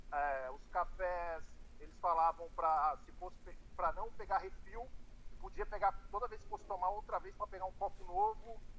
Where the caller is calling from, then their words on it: Massachusetts, United States; Eu tô em Massachusetts.